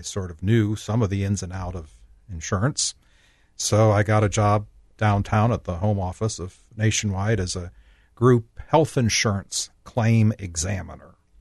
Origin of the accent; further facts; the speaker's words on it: Logan, Ohio, United States; now in Columbus, United States; I grew up in Logan, Ohio, southeastern Ohio.